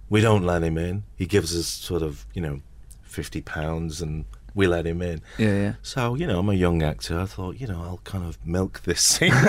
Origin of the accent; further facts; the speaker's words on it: Salford, North West England, United Kingdom; everyone can obviously hear I'm from Salford.